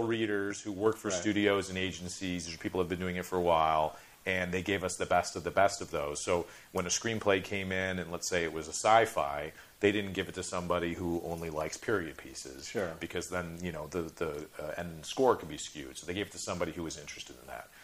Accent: Chicago, Illinois, United States; grew up in Chicago

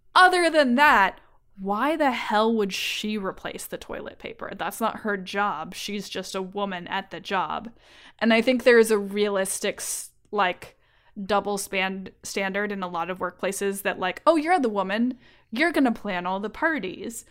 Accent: California, United States; I am from California

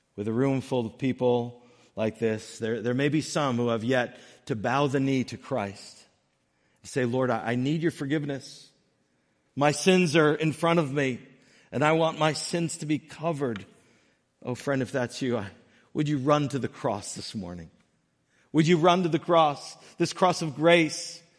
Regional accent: Northern Connecticut, United States; I grew up in Northern Connecticut

